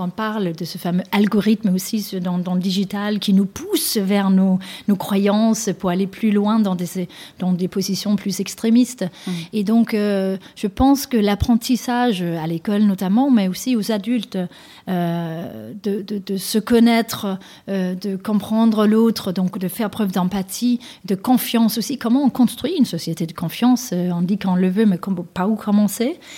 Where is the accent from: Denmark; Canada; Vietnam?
Denmark; now in France; j'ai grandi, moi, au Danemark